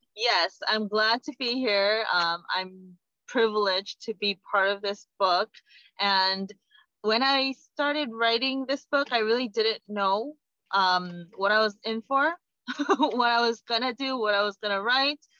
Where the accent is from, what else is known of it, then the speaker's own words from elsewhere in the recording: South Korea; moved away; I come from Korea